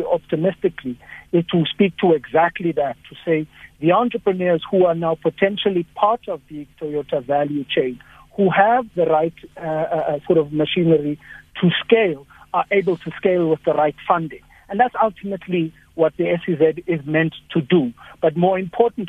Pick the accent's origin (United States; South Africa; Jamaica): South Africa; Upington, Northern Cape; I come from Upington